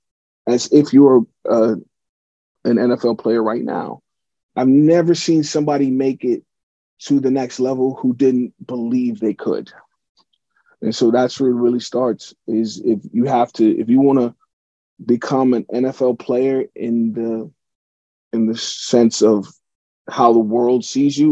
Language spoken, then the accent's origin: English; Pittsburgh, Pennsylvania, United States; my hometown team, the Steelers